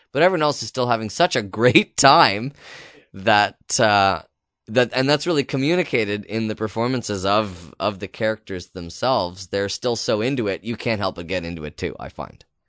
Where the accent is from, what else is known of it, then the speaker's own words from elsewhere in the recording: Canada; as a Canadian